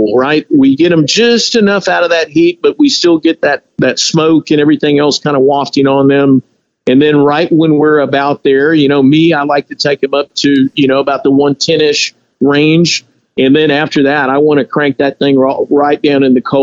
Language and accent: English; Texas, United States; we're from Texas. I'm Hispanic.